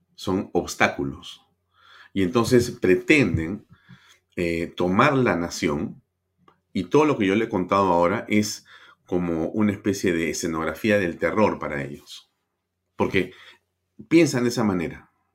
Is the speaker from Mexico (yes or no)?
no; Peru; Los peruanos somos gente